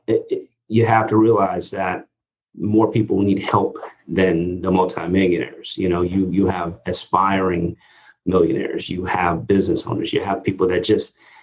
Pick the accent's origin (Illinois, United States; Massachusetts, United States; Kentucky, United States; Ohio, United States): Illinois, United States; Chicago; now in South Florida, United States; growing up in Chicago